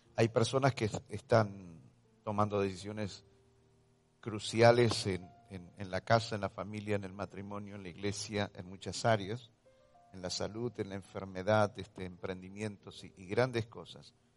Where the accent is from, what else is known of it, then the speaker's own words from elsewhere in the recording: Argentina; todo lo que estamos experimentando como ciudadanos argentinos